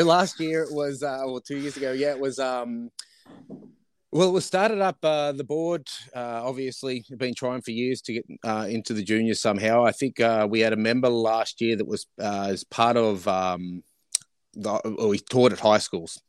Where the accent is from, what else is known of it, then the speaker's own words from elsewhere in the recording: Australia; moved away as an adult; now in British Columbia, Canada; growing up in Australia, obviously, the game was on offer for me